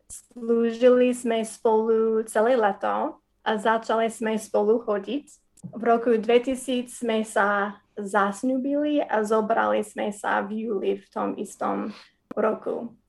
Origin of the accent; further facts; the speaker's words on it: Wisconsin, United States; Slovak is a second language; now in Slovakia; a narodila som sa v Wisconsin. Moji rodičia boli vtedy neveriaci, ale začali sme chodiť do zboru, keď som mala 5 rokov. A potom som uverila v Ježišu, keď som mala 12